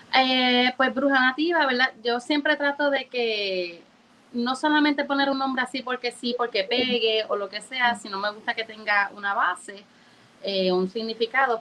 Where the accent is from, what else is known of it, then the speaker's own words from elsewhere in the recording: Moca, Puerto Rico; also born or lived in Orlando, Florida; aunque no nací en Puerto Rico, eh, mis padres son boricuas y llevo aquí desde los cuatro años y yo soy nativa